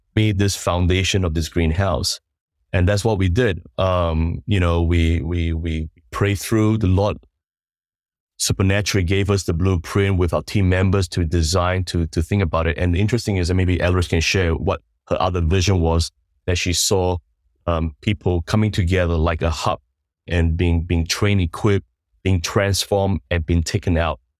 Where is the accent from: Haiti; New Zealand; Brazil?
New Zealand; moved away as an adult; also born or lived in Sandakan, Sabah, Malaysia; now in Singapore; we moved to New Zealand when I was about maybe nine years old. And, uh, so I grew up in New Zealand for about twenty-plus